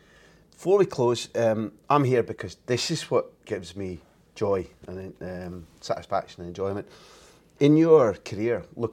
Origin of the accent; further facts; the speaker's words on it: Scotland, United Kingdom; I saw it as a Scot